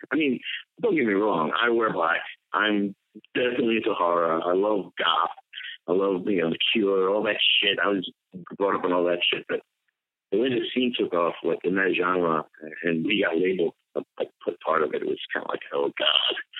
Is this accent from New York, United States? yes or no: yes; Long Island, New York, United States; moved away; also born or lived in Ohio; I'm born and raised in Long Island. I'll always be a Long Islander